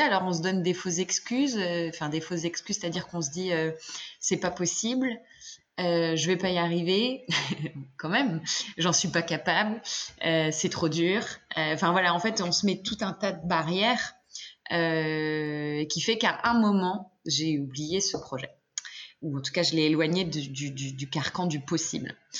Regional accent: France; en tant que Française

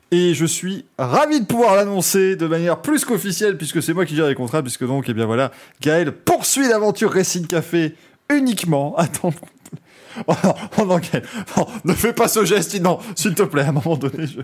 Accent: France; C'est Total Energy, bien évidemment, parce qu'on est français.

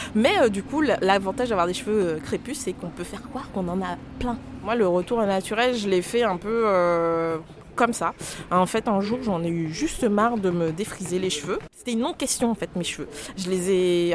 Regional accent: Guadeloupe; moved away as an adult; now in Nantes, France; je viens de la Guadeloupe où je suis née et où j'ai passé en fait euh, mon enfance et ma jeunesse jusqu'à mes 19 ans

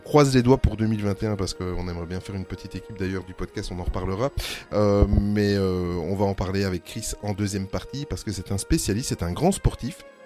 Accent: Belgium; on est belge

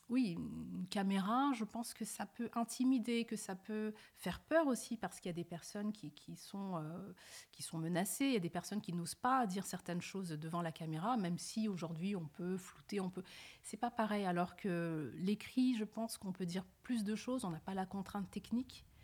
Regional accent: France; born there; also born or lived in Senegal / Mali / Gambia; Oui, je suis né née en France. D'accord. J'ai passé une partie de mon enfance entre le Sénégal, le Mali et la Gambie.

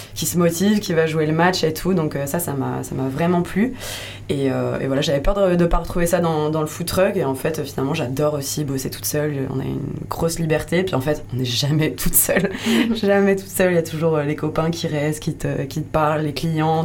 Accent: Lyon, Auvergne-Rhône-Alpes, France; moved away as an adult; now in Landes, France; je suis de Lyon de base

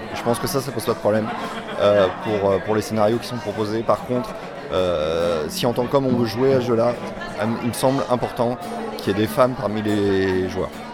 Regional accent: Nantes, Pays de la Loire, France; je viens de Nantes

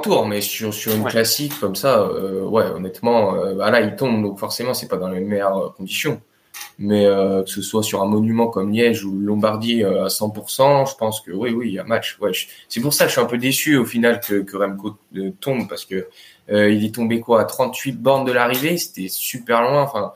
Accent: France; en tant que Français

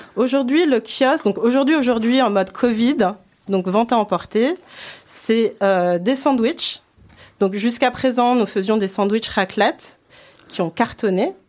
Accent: Paris, Île-de-France, France; moved away; je suis franco-japonaise, je suis née à Paris, j'ai grandi à Paris

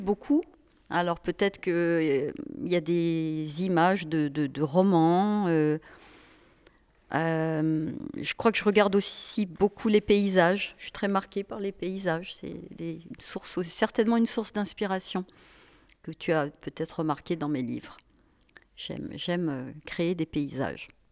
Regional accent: Annecy, Auvergne-Rhône-Alpes, France; moved away; also born or lived in Paris; je viens d'Annecy

